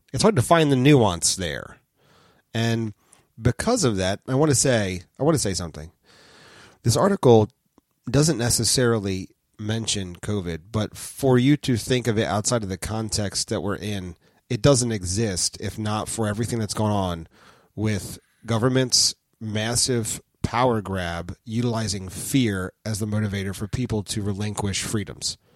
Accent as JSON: {"language": "English", "country": "United States", "said": "us being American evangelical Christian types"}